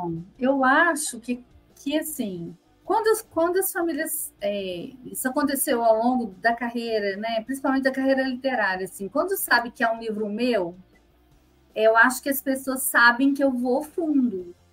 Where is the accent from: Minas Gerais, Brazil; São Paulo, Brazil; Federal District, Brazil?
Minas Gerais, Brazil; eu sou mineira